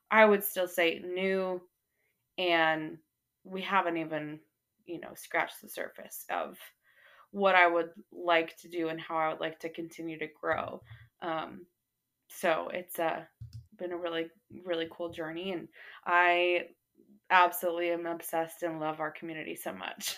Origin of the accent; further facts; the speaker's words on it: North Texas, United States; also born or lived in Arkansas; I grew up here in North Texas